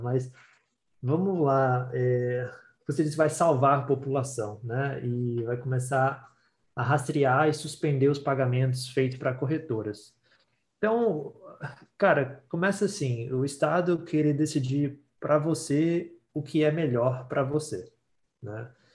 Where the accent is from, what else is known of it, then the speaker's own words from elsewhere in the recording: Brazil; now in Ontario, Canada; a gente é brasileiro